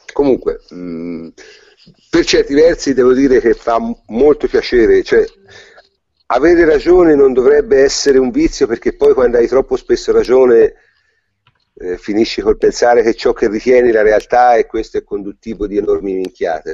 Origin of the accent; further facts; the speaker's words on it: Tuscany, Italy; essendo toscano